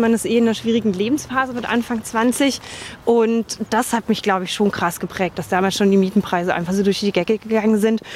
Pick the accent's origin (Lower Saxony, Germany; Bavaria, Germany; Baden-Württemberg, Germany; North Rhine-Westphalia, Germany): Bavaria, Germany; Dachau; also born or lived in Munich; now in Berlin, Germany; Ich bin in München geboren und im Dachauer Hinterland aufgewachsen, in Dachau zur Schule gegangen.